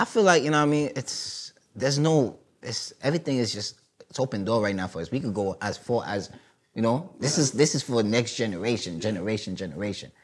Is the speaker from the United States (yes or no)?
yes; New York City, New York, United States; first language Haitian Creole; English is a second language; also born or lived in Haiti; I'm from Brooklyn, Flatbush Church Avenue